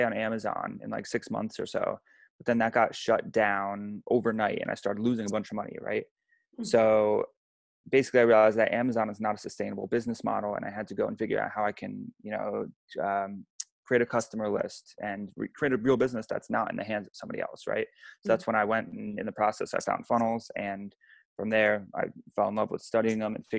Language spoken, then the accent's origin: English; United States; I grew up 2 hours outside of New York City